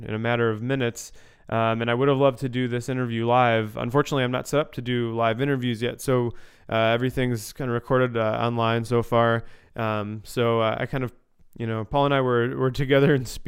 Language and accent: English; Chicago suburbs, Illinois, United States; moved away as an adult; also born or lived in Grand Rapids, Michigan; I grew up in the Chicago suburbs